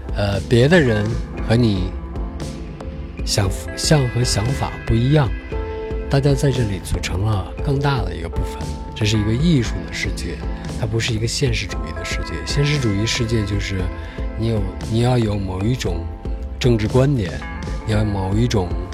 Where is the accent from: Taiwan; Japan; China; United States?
China; 我们中国人特别喜欢听文本